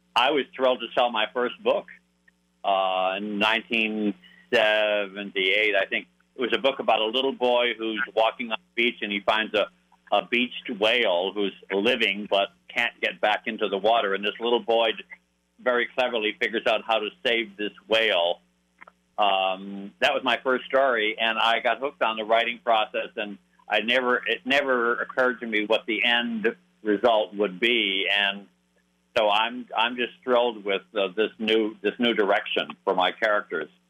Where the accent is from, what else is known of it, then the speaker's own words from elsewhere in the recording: Hartford, Connecticut, United States; I was born in Hartford, Connecticut.